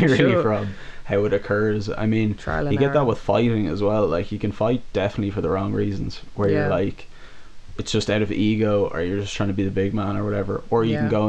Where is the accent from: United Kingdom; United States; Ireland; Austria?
Ireland; Dublin, Leinster; growing up in Dublin